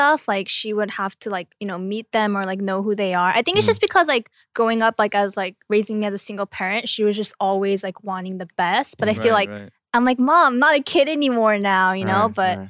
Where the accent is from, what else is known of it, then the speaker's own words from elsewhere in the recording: United States; moved away; also born or lived in South Korea; I'm from America